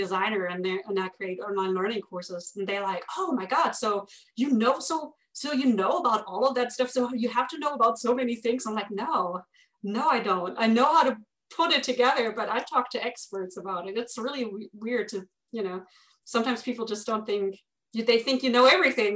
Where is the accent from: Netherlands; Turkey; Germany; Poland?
Germany; accent: German; with my German accent